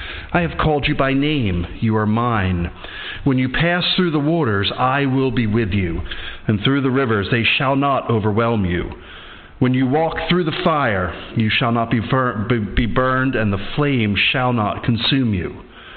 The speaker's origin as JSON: {"language": "English", "town": "Edinburgh", "region": "Scotland", "country": "United Kingdom", "said": "I'm from Edinburgh. I teach at our seminary, Edinburgh Theological Seminary."}